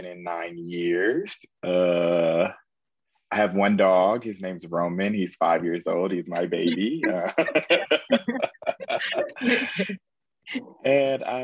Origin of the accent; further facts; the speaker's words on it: Indianapolis, Indiana, United States; moved away as an adult; I really wanted to get out of Indiana. That's where I'm from Indianapolis, Indiana